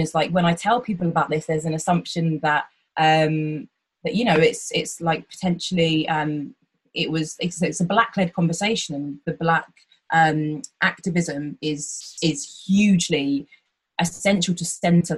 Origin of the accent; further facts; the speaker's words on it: Hertfordshire, East of England, United Kingdom; I'm from Hertfordshire